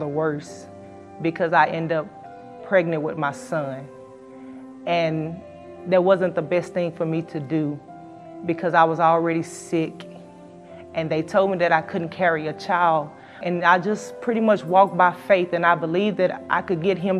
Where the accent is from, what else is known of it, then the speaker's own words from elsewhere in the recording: Houston, Texas, United States; I'm from Houston, Texas.